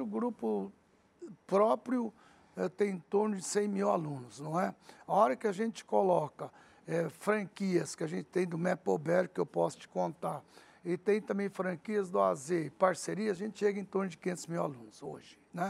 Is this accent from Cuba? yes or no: no; Araçatuba, São Paulo, Brazil; first language Arabic; Portuguese is a second language; also born or lived in Lebanon; eu não falava português, para Aracatuba. Comecei a estudar lá